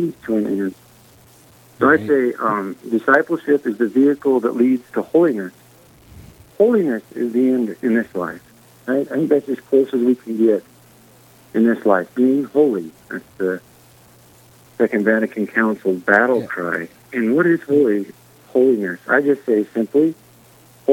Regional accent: Worland, Wyoming, United States; moved away as an adult; also born or lived in Montana; I grew up in Worland, Wyoming, graduated high school in 98, moved to Montana

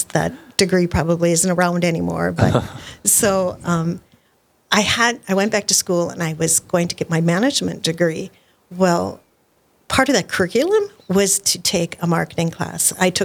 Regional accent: Park River, North Dakota, United States; I was born and raised in Park River, North Dakota.

